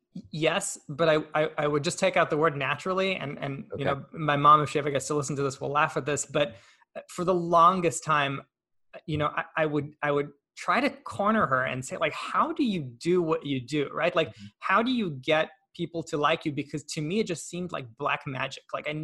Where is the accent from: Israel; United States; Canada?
Israel; English is a second language; And also one thing I didn't mention, I'm Israeli. I was born in Israel.